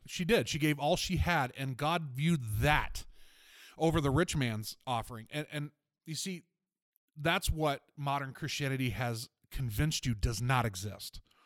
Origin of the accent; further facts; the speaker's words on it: Fort Lauderdale, Florida, United States; I'm originally from Fort Lauderdale, Florida. Um, grew up in a really rough neighborhood